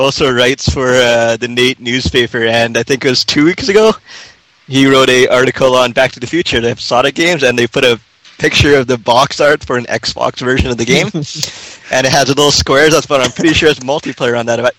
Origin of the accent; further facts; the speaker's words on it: Prince George, British Columbia, Canada; now in Edmonton, Canada; I was born in Prince George.